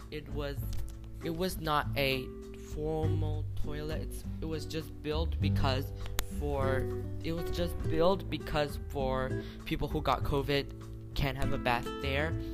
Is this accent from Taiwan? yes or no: yes; Taiwan; I'm from Taiwan.